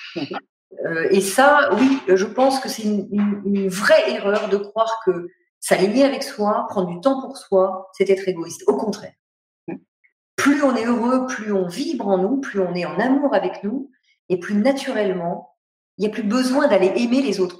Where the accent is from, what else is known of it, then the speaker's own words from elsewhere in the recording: Paris, Île-de-France, France; je suis parisienne